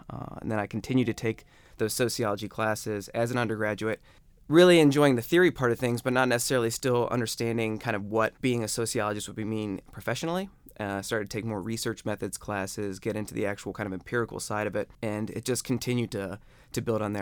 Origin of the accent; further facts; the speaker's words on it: Akron, Ohio, United States; moved away; I'm from Akron.